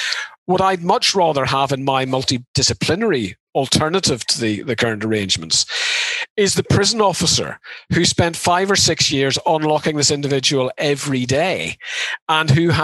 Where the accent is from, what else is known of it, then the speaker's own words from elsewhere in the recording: Ireland; I mean, you know, we're both from Ireland.